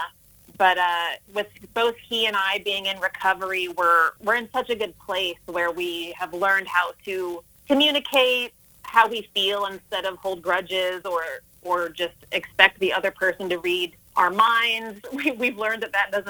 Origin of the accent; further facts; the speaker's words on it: Texas, United States; also born or lived in San Francisco Bay Area, California; my mom and I relocated to Texas when I was 8